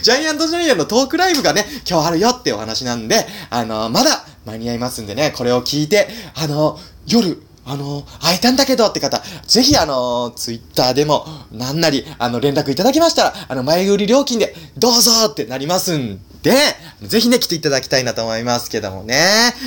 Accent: Nagano, Japan; moved away; 僕はね、長野県出身なんで

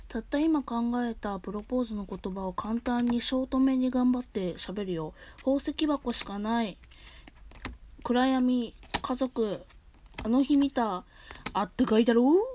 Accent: Kansai, Japan; accent: Kansai dialect; 私、関西弁っちゅうこともあってね

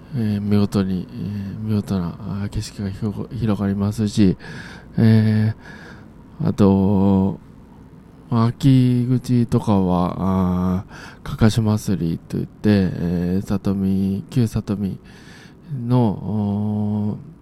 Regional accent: Hitachiota, Ibaraki, Japan; 私、地元があ茨城県の日立太田というところなんですけれども

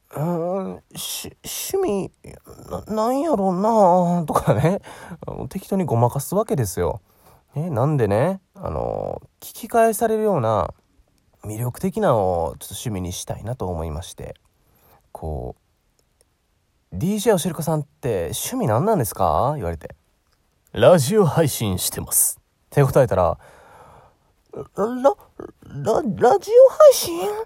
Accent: Osaka, Japan; 僕、大阪出身なんですけど

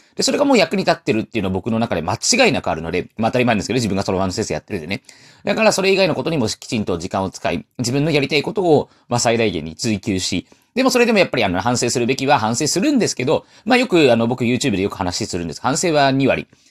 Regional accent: Taiwan; 僕は台湾の人

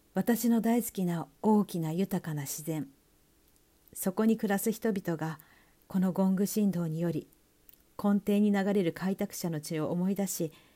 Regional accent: Sapporo, Hokkaido, Japan; 北海道札幌市出身ということで地元北海道でのゴングイベントを企画担当しております

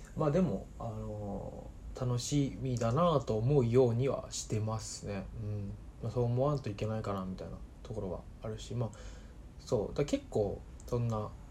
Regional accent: Saitama, Japan; moved away as an adult; also born or lived in Osaka; now in Tokyo, Japan; 出身であの埼玉

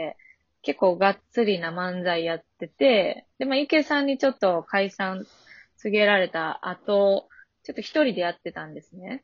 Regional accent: Osaka, Japan; accent: Kansai dialect; moved away as an adult; now in Tokyo, Japan; 大阪の本当にそれこそナバーグランド花月の近くに子供の時家あって、そんなもう一番の大阪

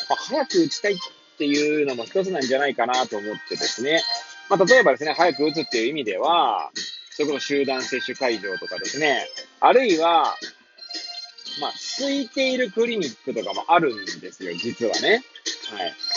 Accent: Hachioji, Tokyo, Japan; moved away as an adult; now in Kamaishi, Japan; 八王子生まれ、八王子育ち、震災の前の年から釜石で働くポンコツ

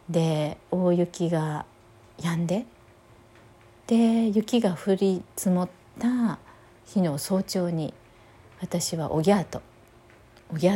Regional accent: Osaka, Japan; 私はね大阪のキリスト教病院というね病院で生まれたんですね。

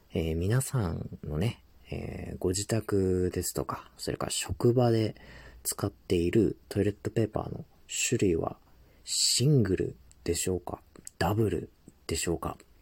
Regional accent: Tohoku, Japan; moved away as an adult; also born or lived in Hokkaido; 僕はですね、えー、東北生まれで、まあ、その後大学からこう北海道で生活をしてた

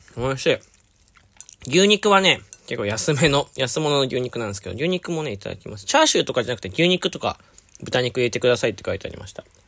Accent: Fukuoka, Japan; 僕、福岡出身

